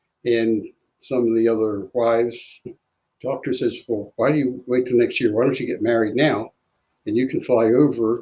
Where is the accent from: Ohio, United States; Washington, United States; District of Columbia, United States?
District of Columbia, United States; Washington; my hometown, nation's capital.